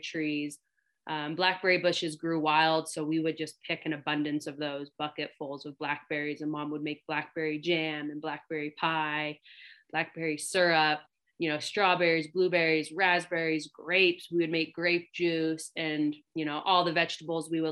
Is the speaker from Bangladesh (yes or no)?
no; Longview, Washington, United States; I grew up in the West Coast, so Longview, Washington